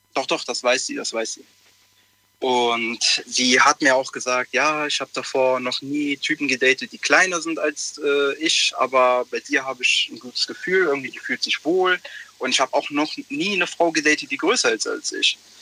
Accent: Italy; ich bin Italiener

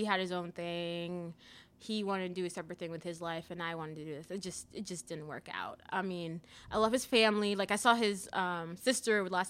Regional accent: Antigua & Barbuda; also born or lived in South Florida, United States / Mississippi, United States; now in Louisville, United States; I was in Antigua. I grew up in Antigua, by the way. I was born there.

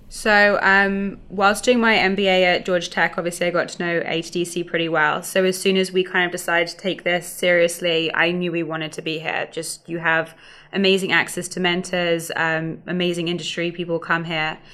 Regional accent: London, United Kingdom; moved away as an adult; now in Atlanta, United States; from London, just outside of London

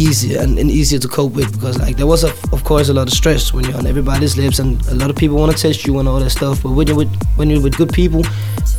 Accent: Tanzania; now in Denmark; I'm Tanzanian, so of course I need to put my language in my music too

